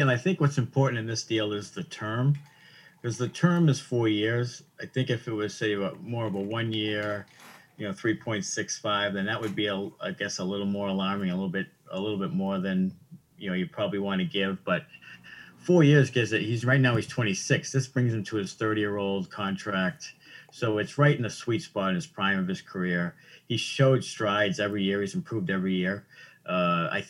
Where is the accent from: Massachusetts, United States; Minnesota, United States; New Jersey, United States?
Massachusetts, United States; Waltham; I'm from Waltham, it's a big hockey you know town.